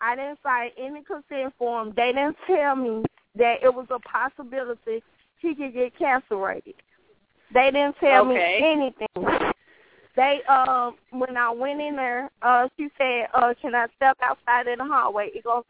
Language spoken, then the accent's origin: English; Greenville, Mississippi, United States; now in Memphis, United States; I'm originally from Greenville, Mississippi.